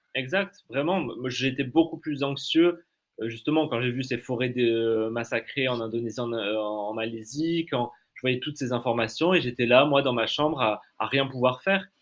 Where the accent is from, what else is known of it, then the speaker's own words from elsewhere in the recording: Canada; now in France; j'ai grandi au Canada, donc dans des grands espaces verts